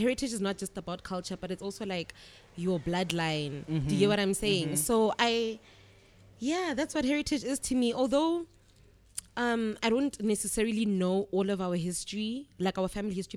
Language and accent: English; Welkom, Free State, South Africa; first language Tswana; English is a second language; now in Johannesburg, South Africa; I was born in Welkom and I grew up in Welkom.